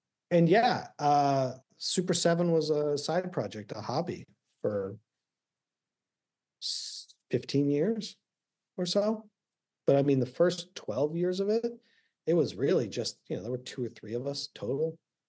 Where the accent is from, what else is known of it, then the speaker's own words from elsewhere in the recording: Texas, United States; Like, I was born in Texas. Do you know how, you know, and bounce around the military, but most of the time in Texas.